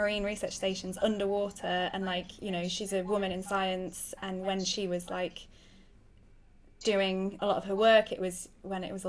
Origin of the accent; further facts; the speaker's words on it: Sheffield, Yorkshire and the Humber, United Kingdom; moved away as an adult; also born or lived in Madagascar / Seychelles; now in Sussex, United Kingdom; I grew up in Sheffield